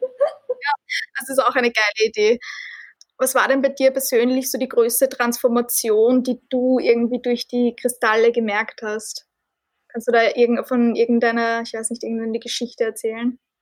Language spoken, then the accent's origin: German; Austria; Bei uns in Österreich